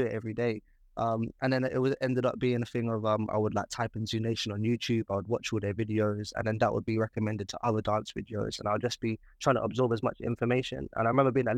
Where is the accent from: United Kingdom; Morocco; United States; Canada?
United Kingdom; London; born and raised in South London